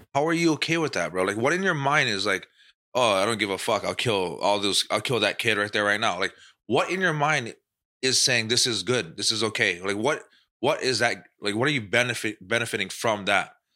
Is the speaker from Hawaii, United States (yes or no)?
yes; Hawaii, United States; Max is from, you know, my hometown